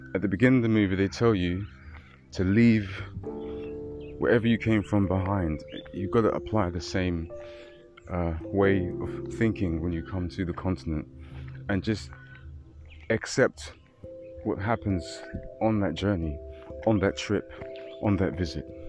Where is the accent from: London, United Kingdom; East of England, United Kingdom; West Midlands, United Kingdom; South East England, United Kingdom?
London, United Kingdom; moved away as an adult; myself born and raised in London